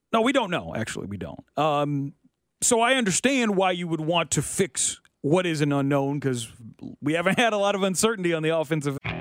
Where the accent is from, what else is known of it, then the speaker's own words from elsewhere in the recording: Kansas City, Missouri, United States; where I grew up in South K C